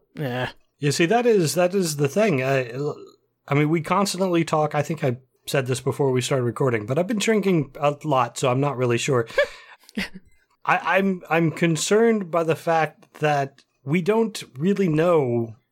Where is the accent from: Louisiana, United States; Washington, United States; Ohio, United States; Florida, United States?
Ohio, United States; moved away; I grew up in Ohio where you could drive through pizza